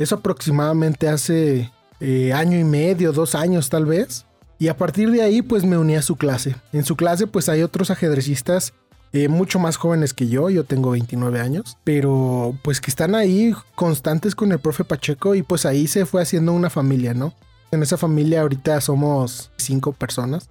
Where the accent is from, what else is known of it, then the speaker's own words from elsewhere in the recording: Mexico; now in Irapuato, Mexico; yo soy de México